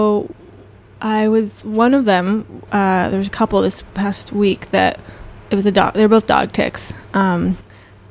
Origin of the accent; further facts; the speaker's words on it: Florence, Massachusetts, United States; growing up here, I grew up in Florence